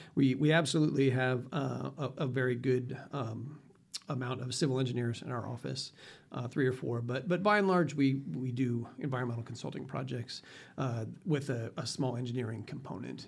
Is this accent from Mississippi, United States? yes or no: no; Las Vegas, Nevada, United States; also born or lived in Boulder City; when I went to college back east and said I was from Las Vegas